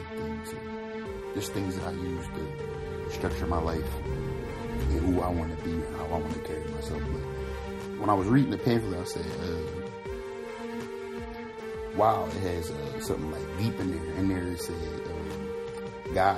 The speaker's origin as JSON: {"language": "English", "town": "Philadelphia", "region": "Pennsylvania", "country": "United States", "tie": "born or raised there", "moved": "yes", "said": "growing up in Philly"}